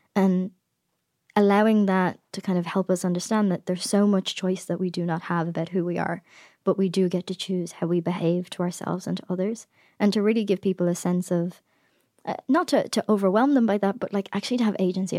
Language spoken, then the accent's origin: English; Ireland; now in United States; as an Irish person who has a podcast